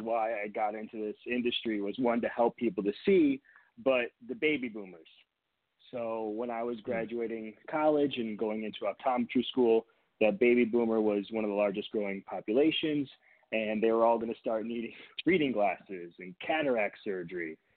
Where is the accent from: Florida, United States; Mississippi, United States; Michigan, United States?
Michigan, United States; near Detroit; moved away as an adult; also born or lived in Boston, Massachusetts; now in California, United States; Now, granted, we live in California. I grew up in Michigan